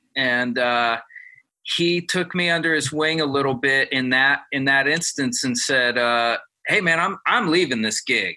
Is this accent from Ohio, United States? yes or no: yes; Ohio, United States; I'm from Ohio, and I, that's part of my blood right there